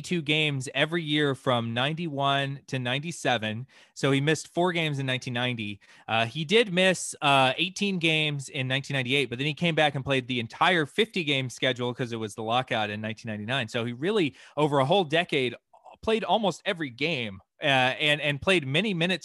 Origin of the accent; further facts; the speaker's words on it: Atlanta, Georgia, United States; I grew up in Atlanta